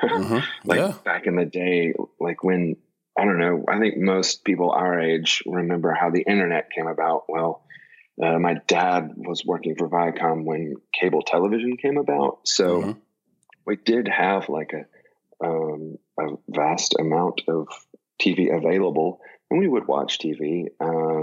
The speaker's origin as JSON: {"language": "English", "town": "Kingston Springs", "region": "Tennessee", "country": "United States", "tie": "born or raised there", "said": "growing up, we lived in Kingston Springs, Tennessee, which is about, I don't know, with traffic now, 20, 30 minutes outside of Nashville"}